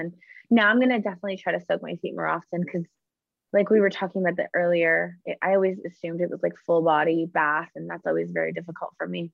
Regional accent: Canada; I'm Canadian myself

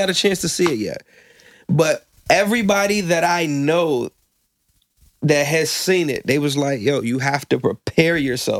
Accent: Virginia Beach, Virginia, United States; I'm from Virginia Beach.

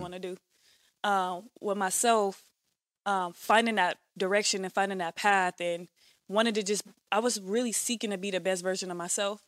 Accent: Bakersfield, California, United States; I'm from here and Bakersfield at the same time.

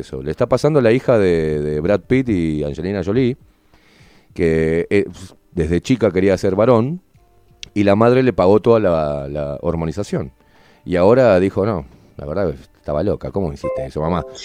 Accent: Uruguay; nosotros como, uruguayos

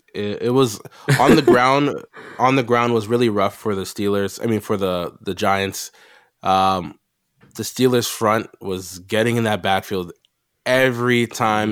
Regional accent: Canada; we are Canadian.

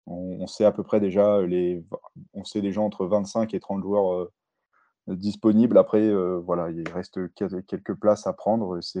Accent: Paris, Île-de-France, France; Euh, un joueur comme euh, Macalou aussi, en, tant que, en tant que Parisien, ça me fait plaisir de le voir

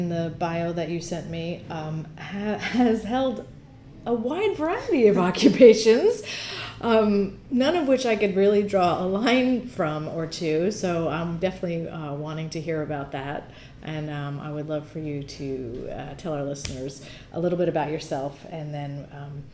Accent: New Jersey, United States; someone who was actually born and raised in New Jersey

